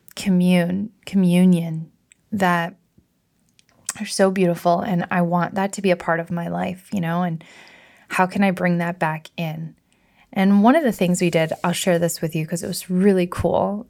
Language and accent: English; Michigan, United States; I rented a house up on Lake Michigan the most mystical, magical, gorgeous, healing place that I've ever been in my home state.